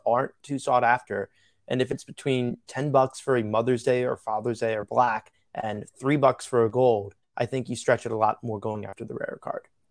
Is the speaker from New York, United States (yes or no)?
yes; New York, United States; I'm from New York, one of my dad's favorite players was Thurman Munson.